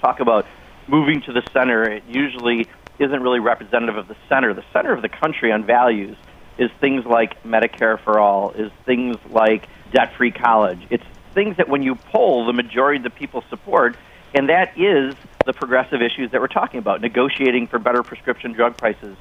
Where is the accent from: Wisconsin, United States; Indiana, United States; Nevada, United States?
Wisconsin, United States; Wisconsin, my home state